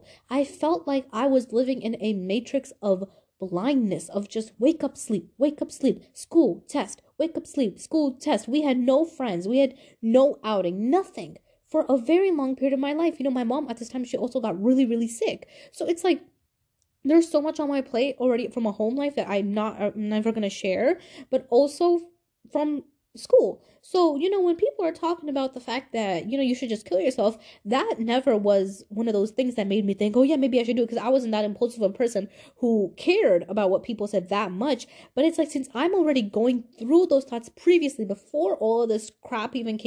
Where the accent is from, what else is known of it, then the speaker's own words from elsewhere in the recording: Pakistan; I hated my culture. I hated being Pakistani. I was like, why am I Pakistani? Why am I different?